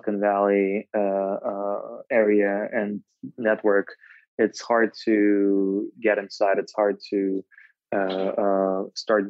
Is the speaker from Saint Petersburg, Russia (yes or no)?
no; Moscow, Russia; moved away as an adult; now in Bay Area, United States; I'm originally from Moscow